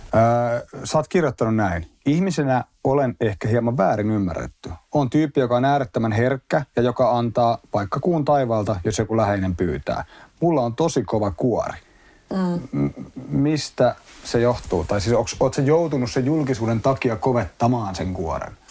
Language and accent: Finnish; Espoo, Uusimaa, Finland; mä oon asunut lähiössä Espoon puolella niin kuin mm. lapsuuden tuossa Tapiolassa